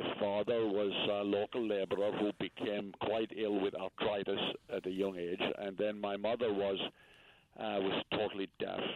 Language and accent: English; Limerick, Munster, Ireland; now in New York, United States; I was born in Limerick on the western part of the county in a rural farming area. And I grew up in an old thatched cottage